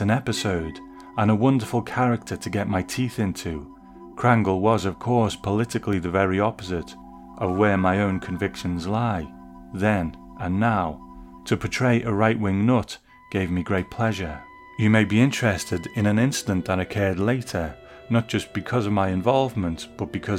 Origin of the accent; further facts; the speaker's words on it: Liverpool, North West England, United Kingdom; I am from Liverpool